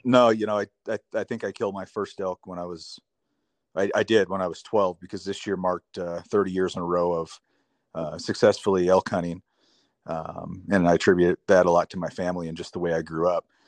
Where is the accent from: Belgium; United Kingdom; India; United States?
United States; Three Forks, Montana; I grew up in Montana, southwest Montana, a little town called Three Forks.